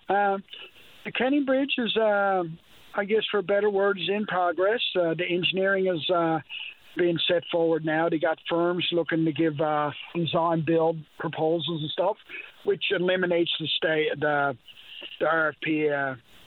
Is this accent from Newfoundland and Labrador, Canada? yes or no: yes; Marystown, Newfoundland and Labrador, Canada; Marystown in my hometown